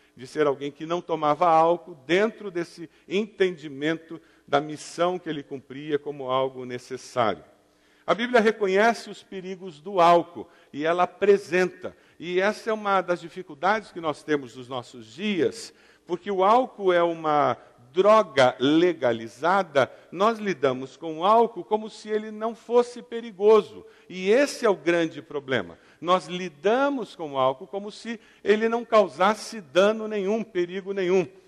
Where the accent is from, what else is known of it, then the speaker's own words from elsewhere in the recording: southern Brazil, Brazil; particularmente no sul do Brasil, a gente tem a desculpa do eu sou italiano